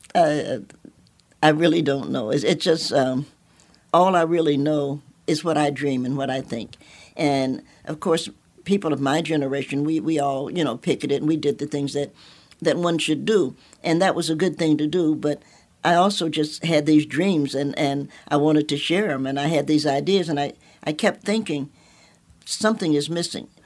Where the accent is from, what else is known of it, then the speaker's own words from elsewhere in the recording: Knoxville, Tennessee, United States; I'm a Knoxvillian by birth